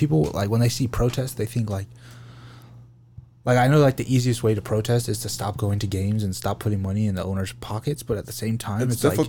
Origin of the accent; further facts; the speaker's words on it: United States; We're from America